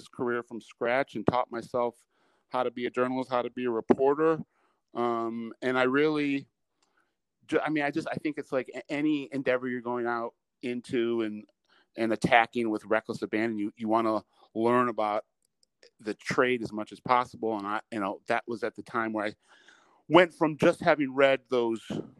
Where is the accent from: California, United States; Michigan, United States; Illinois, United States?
Michigan, United States; Detroit; also born or lived in Chicago; I'm from Detroit.